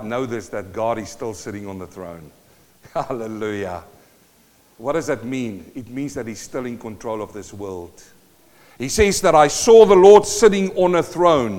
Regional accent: South Africa; first language Afrikaans; English is a second language; moved away as an adult; now in New Zealand; I'm a South African born

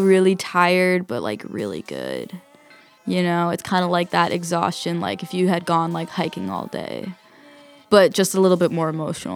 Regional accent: New York City, New York, United States; I grew up mainly in Queens, Forest Hills

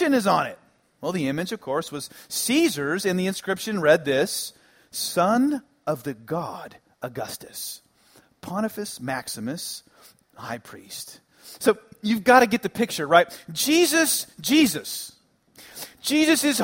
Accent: Dallas, Texas, United States; where I grew up in the Dallas area

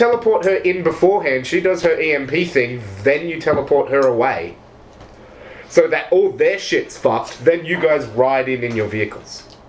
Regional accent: South Africa; Don't know why I talk like this when I'm from South Africa.

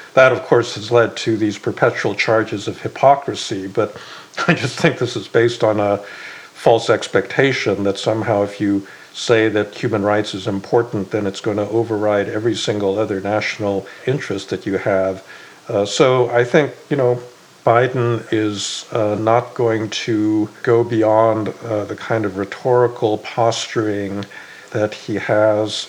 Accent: United States; as an American

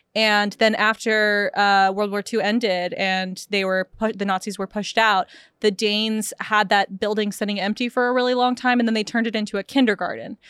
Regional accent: United States; I'm American

